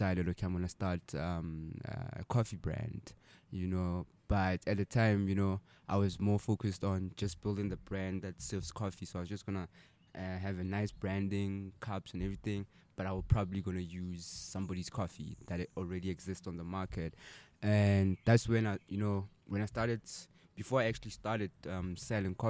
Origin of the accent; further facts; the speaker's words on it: Sasolburg, Free State, South Africa; I'm from Sasol